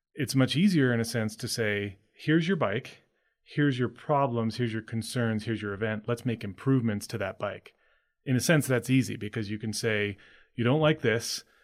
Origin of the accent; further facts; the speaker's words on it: Maine, United States; I grew up in Maine.